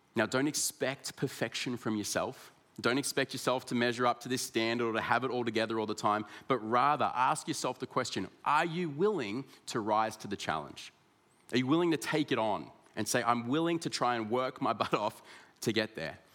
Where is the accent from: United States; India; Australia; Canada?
Australia; Ballarat, Victoria; also born or lived in Sydney; I was born in Sydney, but my parents moved uh, to Ballarat in Victoria.